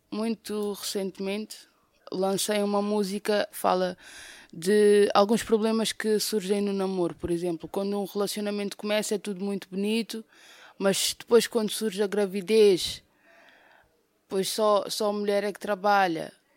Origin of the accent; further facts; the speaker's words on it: Amadora, Lisbon, Portugal; sou do bairro da Cova da Moura